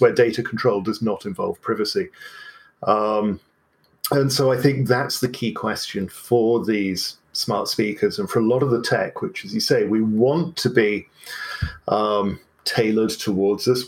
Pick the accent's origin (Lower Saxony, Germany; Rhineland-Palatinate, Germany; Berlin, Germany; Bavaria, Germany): Berlin, Germany; I grew up in West Berlin in the 1970s and 80s